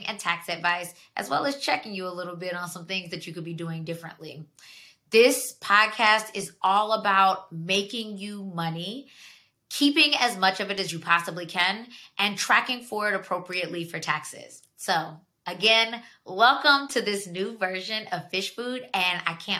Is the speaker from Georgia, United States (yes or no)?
yes; Georgia, United States; moved away as an adult; now in Washington, D.C., United States; I'm from Georgia. I lived down there for 17 years